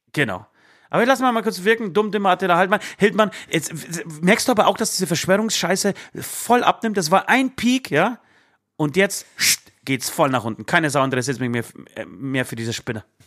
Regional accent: Bavaria, Germany; hier bei uns in Bayern

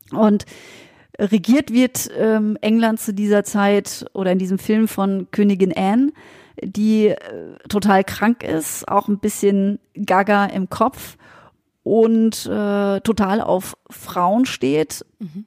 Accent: Freiburg, Baden-Württemberg, Germany; spielt in Freiburg. Das ist ja meine Geburtsstadt

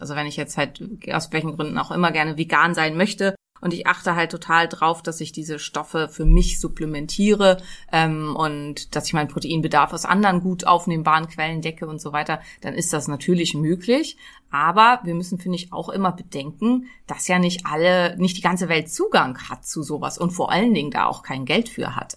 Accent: Neumünster, Schleswig-Holstein, Germany; Ich komme ja aus Neumünster, das liegt genau zwischen den Meeren

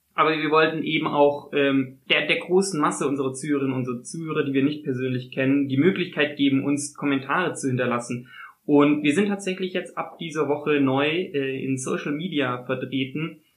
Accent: Konstanz, Baden-Württemberg, Germany; ich, so wie ich Konstanz ausspreche, aus der Gegend von Konstanz komme

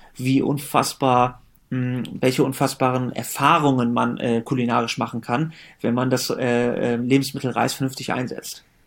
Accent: Germany; ich bin zwar in Deutschland geboren und aufgewachsen

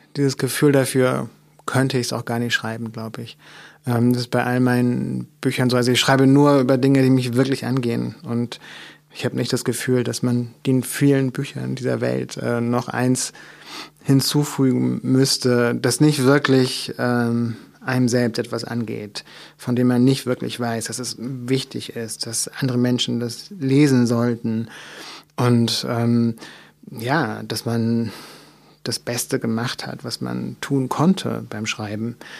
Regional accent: Mecklenburg Lake District, Mecklenburg-Vorpommern, Germany; ich bin in einem Dorf aufgewachsen, was wirklich sehr klein ist. Ähm, also in Mecklenburg in der Seenplatte

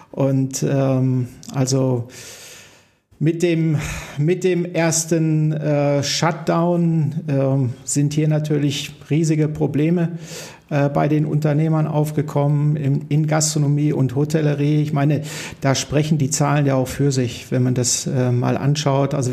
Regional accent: Salzkotten, North Rhine-Westphalia, Germany; born there; Ich bin in Salzkotten. Ich bin in Salzkotten

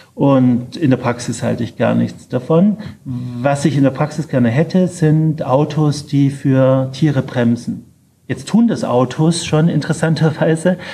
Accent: Ulm, Baden-Württemberg, Germany; moved away; aus meiner alten Heimatstadt, in der ich leider nicht mehr oft bin aus Ulm

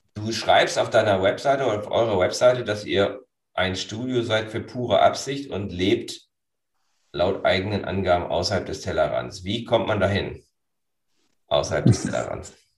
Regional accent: Northern Germany, Germany; Für uns Norddeutsche

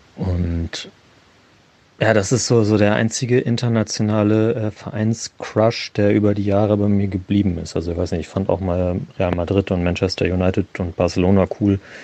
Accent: Hamburg, Germany; mir als gebürtigen Hamburger

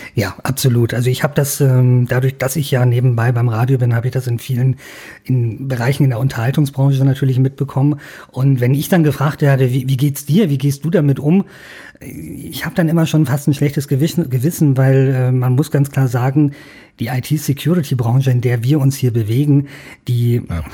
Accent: Bavaria, Germany; bei uns in Bayern

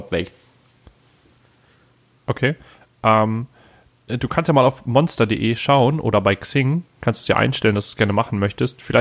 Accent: Lower Saxony, Germany; also, da wo ich herkomme, das ist ja eine kleine Stadt. Ich möchte jetzt gar nicht sagen wo, aber es ist eine Kleinstadt.

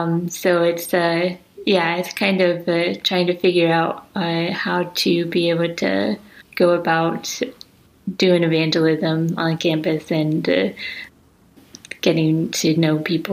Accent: United States; moved away as an adult; now in Reykjavik, Iceland; I am living here in Iceland, in Reykjavik, and I'm from America. I grew up in America, but I moved to Iceland about 4 years ago, and I am also half Icelandic.

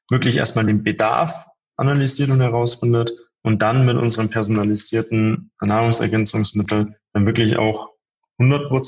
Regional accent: Bavaria, Germany; zwischen München und Passau, also wirklich so im tiefsten, äh, tiefsten Bayern

